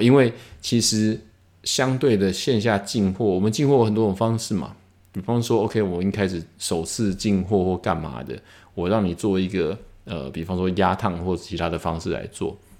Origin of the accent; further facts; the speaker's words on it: Taiwan; 一个台湾人在那边做一个品牌